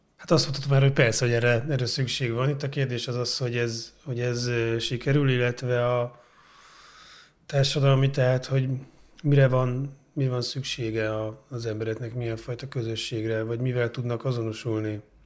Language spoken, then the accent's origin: Hungarian; Budapest, Hungary; Én óbudai vagyok